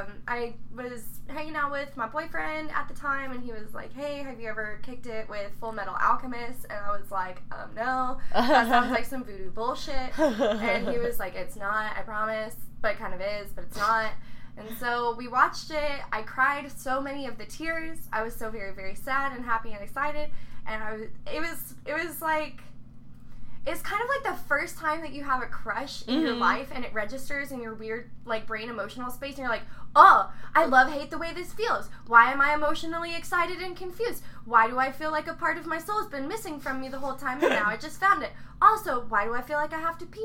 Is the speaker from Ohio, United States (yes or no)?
no; Metairie, Louisiana, United States; I was born in Metairie